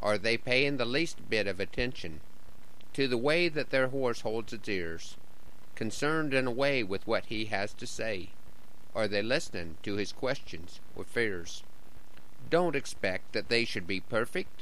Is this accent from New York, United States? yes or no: no; Broken Bow, Nebraska, United States; returning to Broken Bow